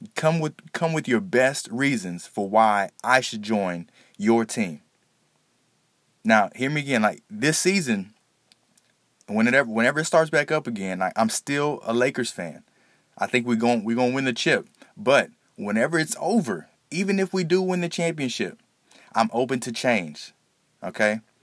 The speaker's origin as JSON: {"language": "English", "region": "Texas", "country": "United States", "tie": "born or raised there", "said": "born and raised in Texas"}